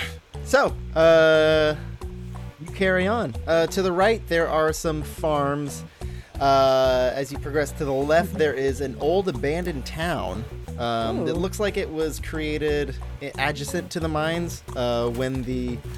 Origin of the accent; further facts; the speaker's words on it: San Francisco, California, United States; I'm from San Francisco.